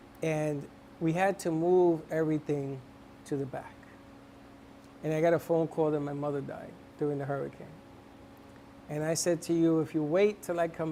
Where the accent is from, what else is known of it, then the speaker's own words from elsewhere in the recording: New York City, New York, United States; I'm from the Bronx